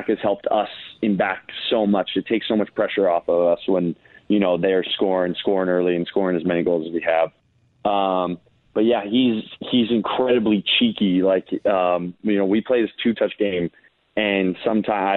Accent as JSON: {"language": "English", "town": "Bozeman", "region": "Montana", "country": "United States", "tie": "born or raised there", "moved": "yes", "lives_now": "Phoenix, United States", "said": "I love Bozeman. My parents still live there. I try to go visit whenever I can. I just feel so blessed to have grown up in such a wonderful place"}